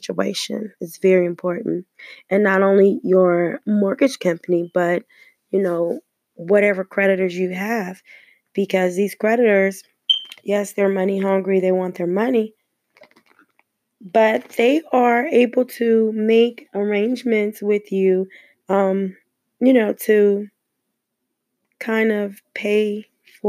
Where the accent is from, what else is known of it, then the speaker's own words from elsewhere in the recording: Los Angeles, California, United States; I was born and raised in Los Angeles, California